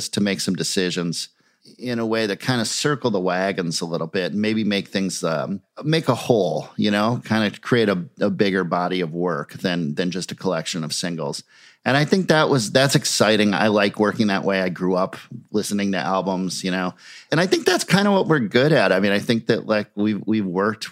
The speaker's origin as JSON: {"language": "English", "town": "Minneapolis", "region": "Minnesota", "country": "United States", "tie": "born or raised there", "said": "in Minneapolis. And so having these bands in my hometown"}